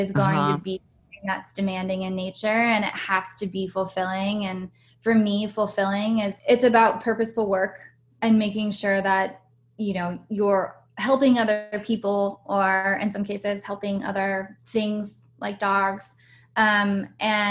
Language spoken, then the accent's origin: English; Pittsburgh, Pennsylvania, United States; also born or lived in San Francisco / New York / Austin; now in Los Angeles, United States; I was born and raised in Pittsburgh, Pennsylvania, and then I moved to San Francisco